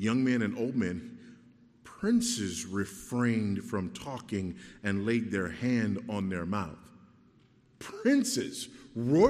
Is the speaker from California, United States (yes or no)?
yes; Los Angeles, California, United States; I remember riding the bus when I was a kid, you know, growing up in Los Angeles